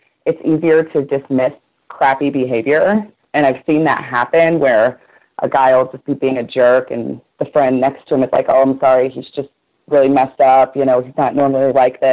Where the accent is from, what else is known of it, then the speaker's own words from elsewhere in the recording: St. Louis, Missouri, United States; I'm from St. Louis